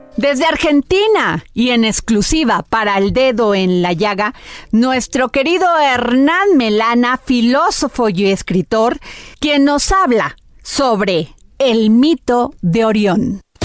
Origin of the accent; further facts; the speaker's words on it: Veracruz, Mexico; yo soy veracruzana